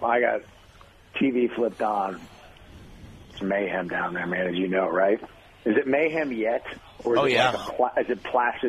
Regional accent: Wichita, Kansas, United States; I grew up in Wichita

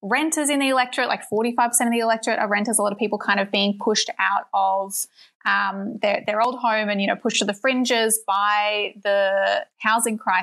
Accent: Queensland, Australia; being a Queenslander

